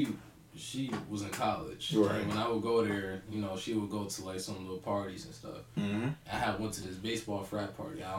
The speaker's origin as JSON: {"language": "English", "town": "Cleveland", "region": "Ohio", "country": "United States", "said": "I'm from Cleveland"}